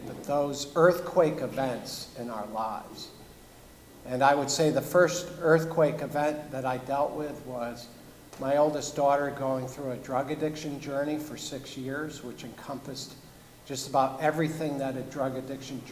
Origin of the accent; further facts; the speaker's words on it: Brookfield, Connecticut, United States; I grew up in Brookfield, Connecticut